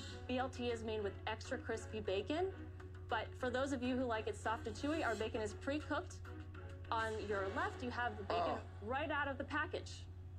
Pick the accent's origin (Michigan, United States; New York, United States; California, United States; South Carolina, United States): California, United States; Berkeley; We're from Berkeley, California, and we're the co-founders of the Umaro Protein Company.